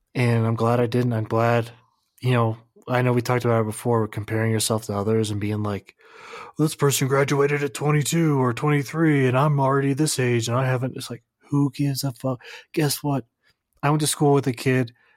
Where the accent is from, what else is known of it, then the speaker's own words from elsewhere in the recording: United States; I'm American